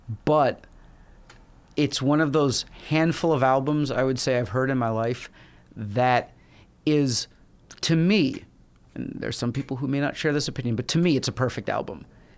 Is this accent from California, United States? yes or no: no; New York City, New York, United States; Absolutely. Yeah.